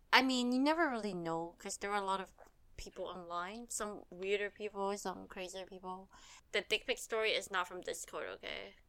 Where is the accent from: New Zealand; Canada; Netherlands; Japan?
Canada; we grew up in Canada